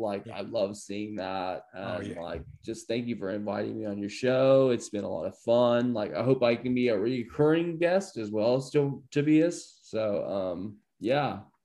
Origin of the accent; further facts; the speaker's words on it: Columbia, Illinois, United States; i'm from uh, like columbia illinois